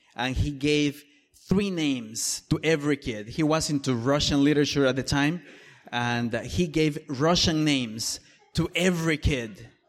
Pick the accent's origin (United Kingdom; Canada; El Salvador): El Salvador; moved away; I am from El Salvador originally